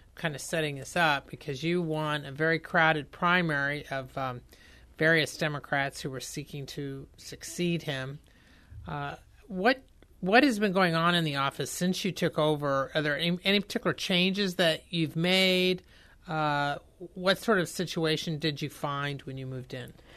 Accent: Indiana, United States; I'm from Indiana

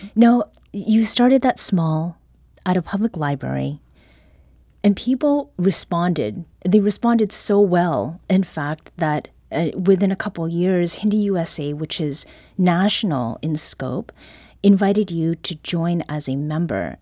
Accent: Canada; first language Korean; English is a second language; now in St. Louis, United States; I was born in Canada, I spoke only Korean when I entered

